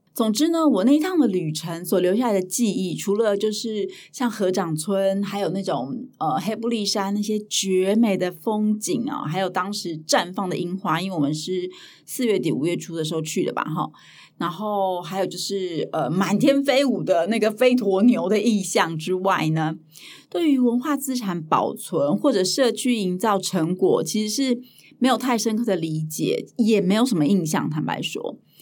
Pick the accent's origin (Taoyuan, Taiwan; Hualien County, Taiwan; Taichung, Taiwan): Hualien County, Taiwan; 我是在花莲长大的